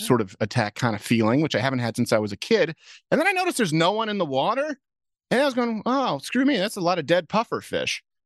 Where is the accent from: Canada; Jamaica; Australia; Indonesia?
Canada; moved away; I grew up in Canada